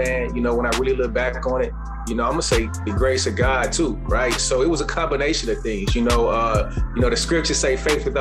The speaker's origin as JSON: {"language": "English", "town": "Chicago", "region": "Illinois", "country": "United States", "tie": "born or raised there", "said": "Growing up in the inner city of Chicago"}